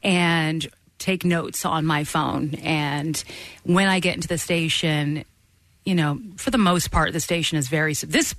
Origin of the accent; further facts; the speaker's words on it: Ocean Township, New Jersey, United States; also born or lived in Long Island / Bronx; I'm from Jersey, Ocean Township, Monmouth County.